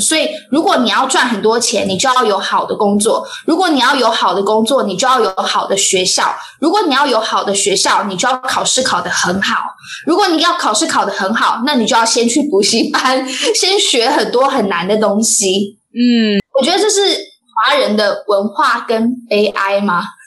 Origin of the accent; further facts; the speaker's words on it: Taiwan; also born or lived in Hsinchu; 我们台湾人